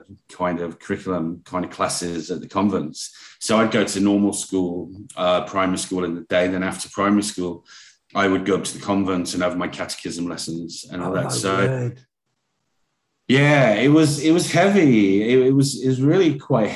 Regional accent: Stoke-on-Trent, West Midlands, United Kingdom; now in London, United Kingdom; I grew up in the Midlands.

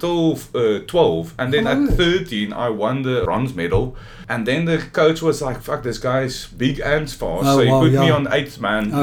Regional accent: Stellenbosch, Western Cape, South Africa; I have a long history of growing up in Stellenbosch

